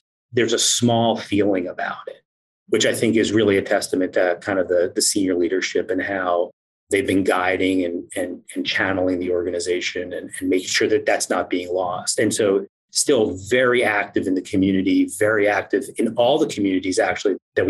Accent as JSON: {"language": "English", "region": "East Coast", "country": "United States", "moved": "as an adult", "said": "I'm originally from the East Coast"}